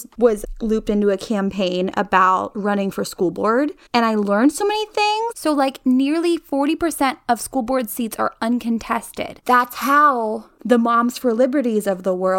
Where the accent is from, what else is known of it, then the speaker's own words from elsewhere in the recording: Latrobe, Pennsylvania, United States; moved away as an adult; I'm from Latrobe, Pennsylvania